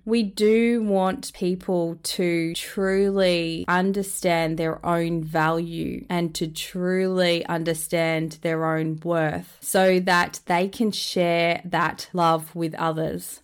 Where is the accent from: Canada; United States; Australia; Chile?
Australia; born or raised there